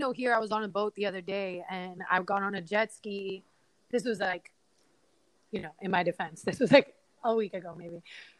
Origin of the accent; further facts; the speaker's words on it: Miami, Florida, United States; I'm smoking a blunt, looking at the water, and I'm from Biscayne